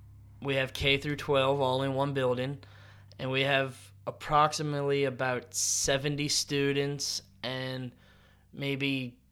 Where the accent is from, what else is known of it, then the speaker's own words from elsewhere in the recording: Tangier, Virginia, United States; growing up on Tangier, I honestly couldn't have asked for a better place to grow up. I love Tangier.